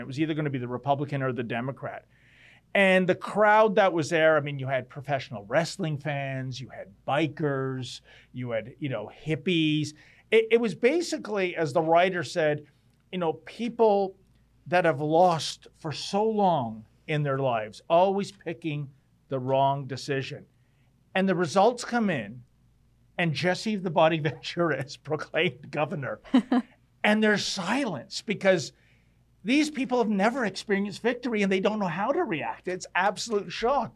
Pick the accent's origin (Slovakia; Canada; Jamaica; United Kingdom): Canada; Toronto, Ontario; I was born in Toronto